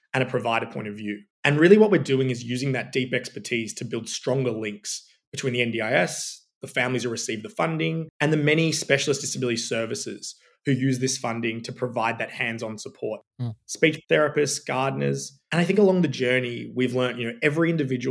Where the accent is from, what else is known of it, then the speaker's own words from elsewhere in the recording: Sydney, New South Wales, Australia; moved away; I'm originally from Sydney